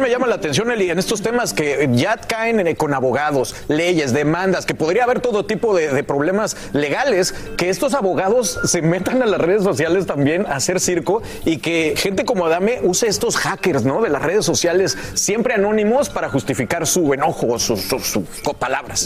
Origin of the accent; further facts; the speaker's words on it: Mexico; moved away; yo, que soy el mexicano de la mesa